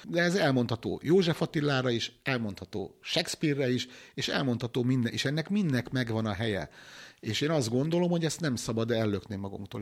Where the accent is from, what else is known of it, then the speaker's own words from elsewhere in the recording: Hungary; vidéki faluból származom